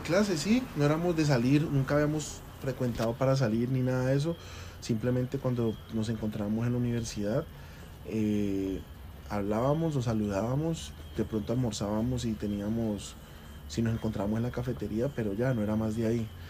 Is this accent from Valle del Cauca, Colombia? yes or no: yes; Cali, Valle del Cauca, Colombia; yo soy de la ciudad de Cali, nacido en Cali